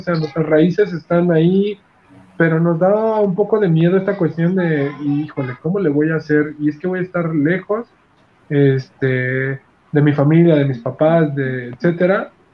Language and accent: Spanish; Mexico; nosotros como mexicanos